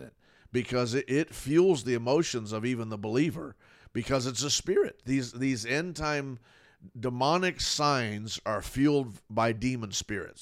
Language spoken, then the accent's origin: English; Fort Lauderdale, Florida, United States; I grew up in Fort Lauderdale, Florida, you know, my whole life. I was born there in Fort Lauderdale